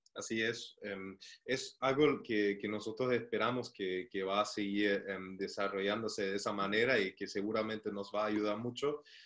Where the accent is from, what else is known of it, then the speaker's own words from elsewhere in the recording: Germany; moved away as an adult; also born or lived in Chile; soy alemán